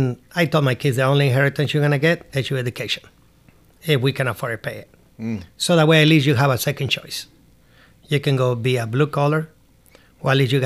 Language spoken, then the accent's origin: English; Seattle, Washington, United States; I mean, growing up in Seattle, I had, you know, employees.